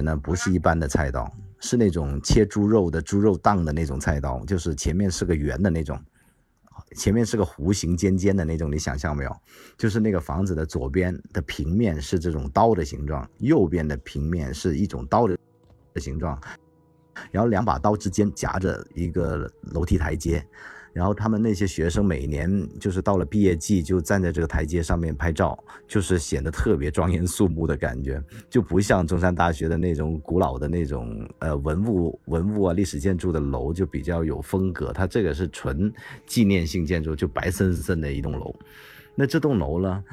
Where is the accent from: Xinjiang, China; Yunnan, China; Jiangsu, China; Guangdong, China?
Guangdong, China; 我们本地人